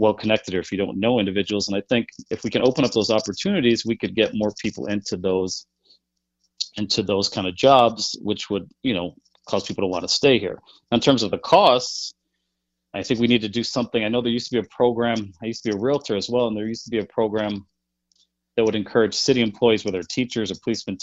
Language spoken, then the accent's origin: English; Chicago, Illinois, United States; also born or lived in Ohio; I was born in Ohio, but I came to Beverly when I was three. So I pretty much consider myself a Chicagoan. I grew up in Beverly.